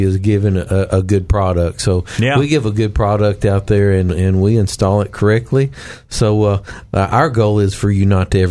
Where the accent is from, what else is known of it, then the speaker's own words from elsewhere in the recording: the Ozarks, United States; I'm from the Ozarks.